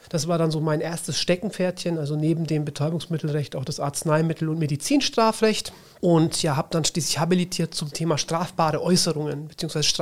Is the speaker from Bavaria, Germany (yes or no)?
yes; Nuremberg, Bavaria, Germany; Ich bin in Nürnberg geboren, bin dann dort auch aufs neunjährige musische Gymnasium